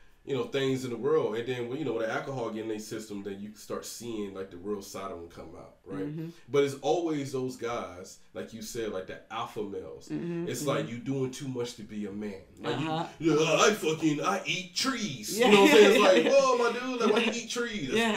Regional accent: Georgia, United States; moved away; I was raised in Georgia, right? So Deep South

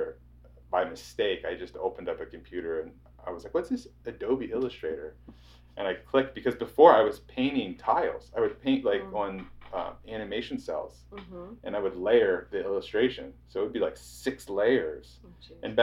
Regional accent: Fredericktown, Ohio, United States; I grew up in Fredericktown, Ohio

